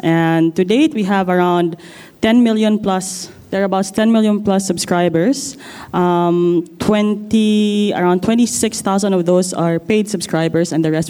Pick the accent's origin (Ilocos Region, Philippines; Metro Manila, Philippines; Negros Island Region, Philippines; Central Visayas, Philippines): Metro Manila, Philippines; Manila; I hail from Manila, Philippines.